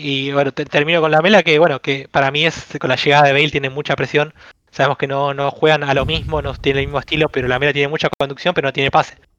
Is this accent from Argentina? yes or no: yes; Avellaneda, Buenos Aires Province, Argentina; soy de Buenos Aires, de, Avellaneda, donde es independiente Racing. Acá es una ciudad donde se vive el fútbol a pleno